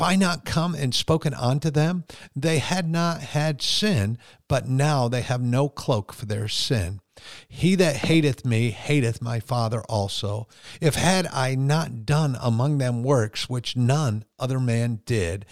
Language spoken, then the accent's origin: English; United States; as an American Christian